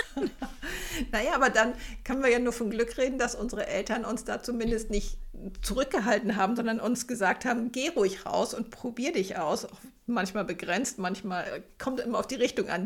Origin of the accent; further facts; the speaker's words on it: Zonenrandgebiet, Germany; moved away; Ich komme ja aus dem Zonenrandgebiet